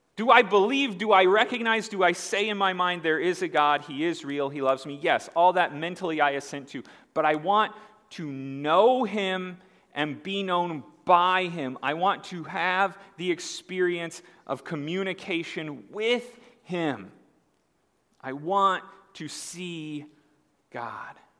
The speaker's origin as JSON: {"language": "English", "region": "Indiana", "country": "United States", "moved": "yes", "said": "I'm from Indiana. I call it pop. I moved here and I found out people here don't call it pop"}